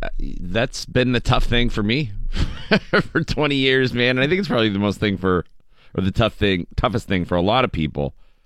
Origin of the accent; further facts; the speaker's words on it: Erie, Pennsylvania, United States; where I grew up in Erie, we pretty much only went to my church.